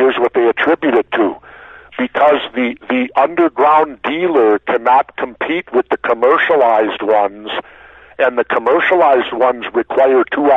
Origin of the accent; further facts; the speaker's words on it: Minneapolis, Minnesota, United States; I grew up in South Minneapolis